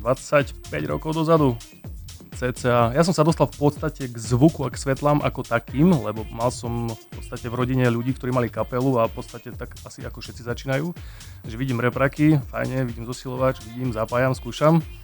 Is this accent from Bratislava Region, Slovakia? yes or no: no; Spišská, Košice Region, Slovakia; ja som originál zo Spiskej